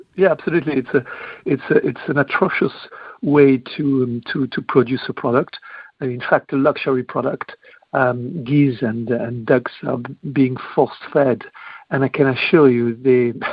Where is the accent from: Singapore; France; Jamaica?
France; now in United Kingdom; although I'm French, I'm also British